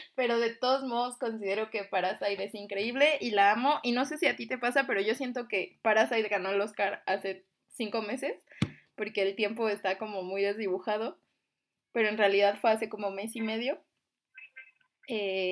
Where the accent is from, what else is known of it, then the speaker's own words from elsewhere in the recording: Mexico; somos mexicanos